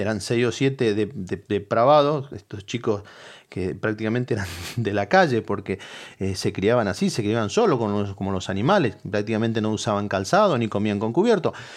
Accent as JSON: {"language": "Spanish", "town": "Moreno", "region": "Buenos Aires Province", "country": "Argentina", "moved": "yes", "said": "la ciudad de donde salimos de la provincia de Buenos Aires, que es, que es de Moreno"}